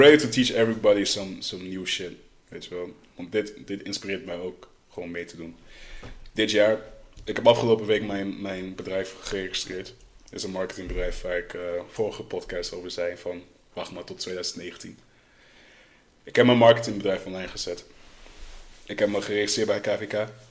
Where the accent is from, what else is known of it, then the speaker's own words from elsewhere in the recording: Netherlands; Opgegroeid in Nederland